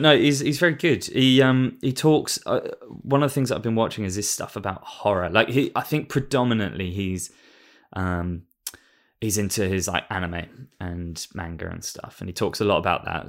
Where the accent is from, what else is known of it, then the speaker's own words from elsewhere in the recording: England, United Kingdom; moved away; being an Englishman that lives in another country